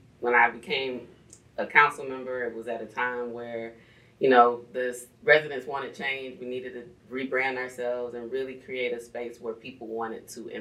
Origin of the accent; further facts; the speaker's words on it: Starke, Florida, United States; now in East Point, United States; I grew up in a town of 5,300 people called Stark, Florida